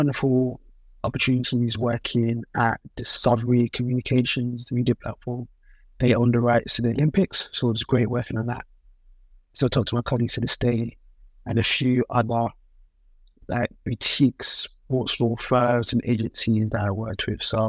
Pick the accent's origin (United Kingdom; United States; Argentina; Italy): United Kingdom; London; Born and raised in London, but with Nigerian parents